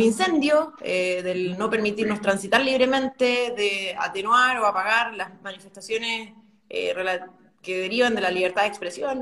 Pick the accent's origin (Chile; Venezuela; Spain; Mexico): Chile; Concepción Province, Biobío; Yo nací y crecí en, este, en esta región, en este distrito, en esta provincia en realidad, porque es la provincia de Concepción